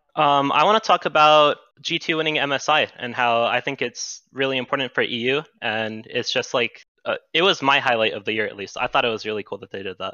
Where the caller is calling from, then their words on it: Glendale, Arizona, United States; I'm calling from, uh, Glendale, Arizona